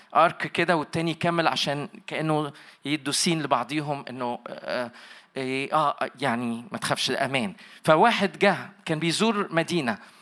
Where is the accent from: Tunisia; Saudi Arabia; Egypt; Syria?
Egypt; moved away as an adult; now in Toronto, Canada; اساسا من مصر طبعا باين عليا بس عايش في تورونتو كندا بقالي 29 سنه